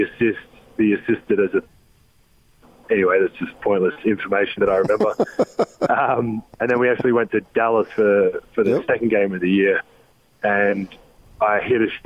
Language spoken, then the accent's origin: English; Australia; moved away as an adult; growing up in Australia and having Christmas in the summer of 100 and plus degrees